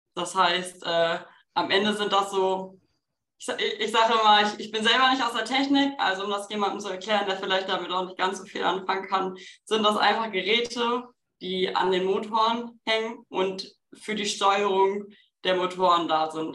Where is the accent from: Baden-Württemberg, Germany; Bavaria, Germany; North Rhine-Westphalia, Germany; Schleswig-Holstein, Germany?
North Rhine-Westphalia, Germany; Bochum; ich komme aus Bochum